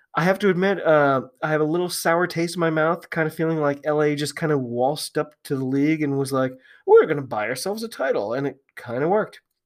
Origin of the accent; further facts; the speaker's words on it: United States; I'm an American